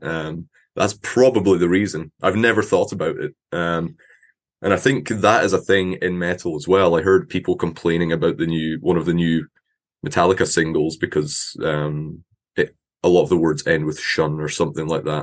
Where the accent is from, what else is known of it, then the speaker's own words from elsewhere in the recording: Scotland, United Kingdom; accent: Scottish; I'm from Scotland